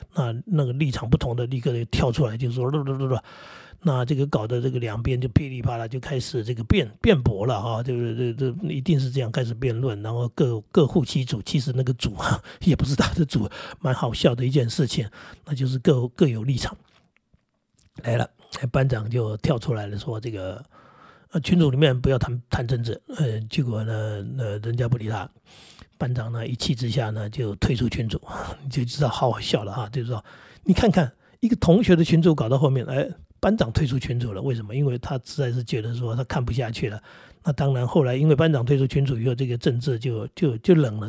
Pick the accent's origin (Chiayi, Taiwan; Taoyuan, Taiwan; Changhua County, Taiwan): Taoyuan, Taiwan; Daxi; 我是桃园人，或者我是大溪人